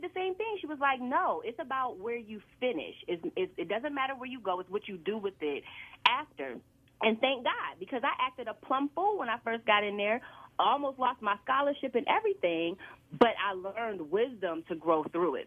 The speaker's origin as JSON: {"language": "English", "town": "Aliquippa", "region": "Pennsylvania", "country": "United States", "tie": "born or raised there", "also_born_or_lived": "Philadelphia", "moved": "as an adult", "said": "I grew up in Aliquippa, small town outside of Pittsburgh"}